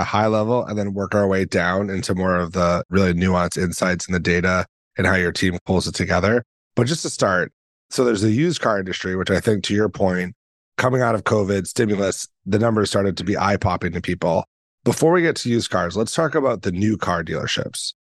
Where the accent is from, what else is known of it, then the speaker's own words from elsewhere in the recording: Boston, Massachusetts, United States; I'm from Boston.